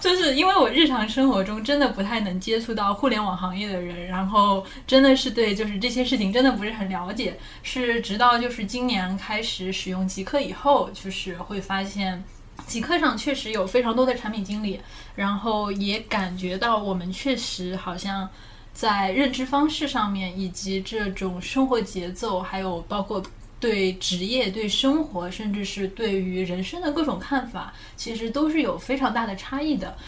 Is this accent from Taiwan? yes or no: no; southern China, China; accent: southern; 我南方口音